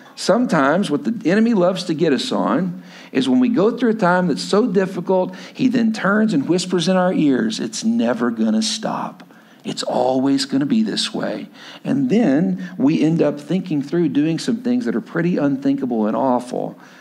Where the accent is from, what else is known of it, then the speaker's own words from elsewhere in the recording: Lubbock, Texas, United States; moved away as an adult; also born or lived in Stillwater, Oklahoma; I grew up, I grew up in Lubbock, Texas, but went to school at Oklahoma State